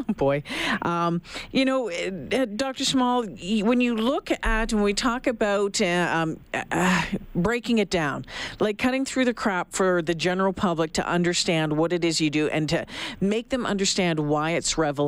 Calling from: Alberta, Canada; I'm calling you from Alberta, right?

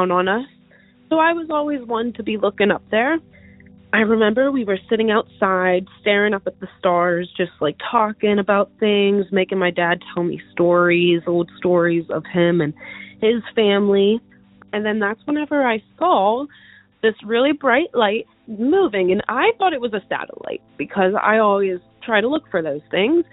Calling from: Pittsburgh, Pennsylvania, United States; I'm calling from Pittsburgh, Pennsylvania

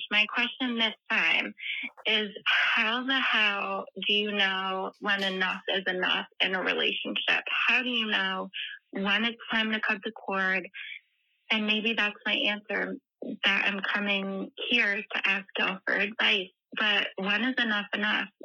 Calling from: Michigan, United States; Hey, Tish and Brandi. … I'm from Michigan.

